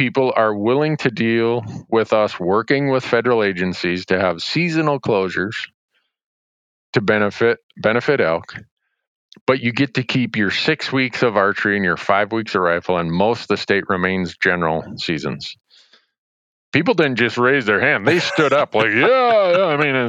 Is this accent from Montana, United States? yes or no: yes; Montana, United States; like in my home state of Montana